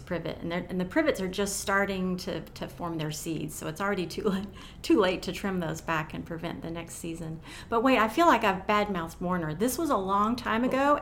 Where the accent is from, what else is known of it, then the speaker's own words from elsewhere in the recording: Knoxville, Tennessee, United States; I grew up in South Knoxville